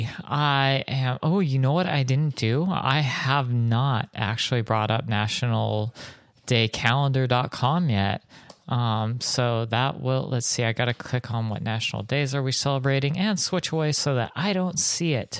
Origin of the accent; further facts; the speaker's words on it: Southern California, United States; I'm from Southern California, or SoCal, as we call it sometimes.